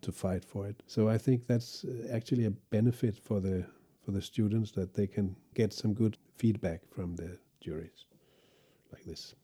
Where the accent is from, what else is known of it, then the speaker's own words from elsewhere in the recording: Copenhagen, Capital Region of Denmark, Denmark; my hometown in Denmark, in, it was Copenhagen